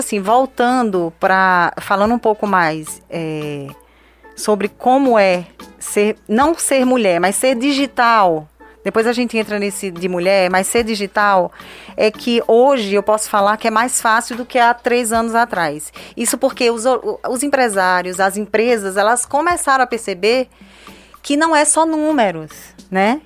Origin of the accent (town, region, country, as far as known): Northeast Region, Brazil